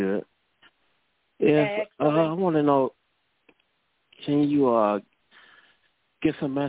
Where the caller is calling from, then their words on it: Cleveland, Ohio, United States; calling from Cleveland, Ohio.